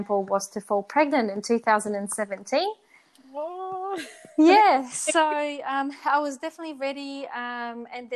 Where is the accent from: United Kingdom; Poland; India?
Poland; moved away as an adult; also born or lived in New Zealand; now in Brisbane, Australia; I was born in Poland and then I moved to New Zealand when I was 18.